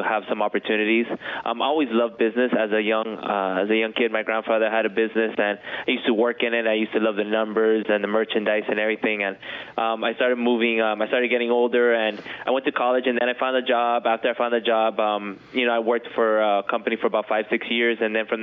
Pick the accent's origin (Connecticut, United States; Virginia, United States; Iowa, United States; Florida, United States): Florida, United States; Miami; I was born and raised here in Miami